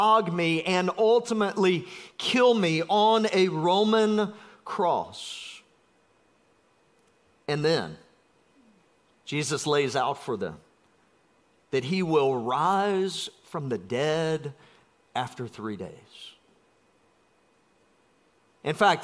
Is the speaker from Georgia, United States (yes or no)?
yes; South Georgia, United States; I'm from South Georgia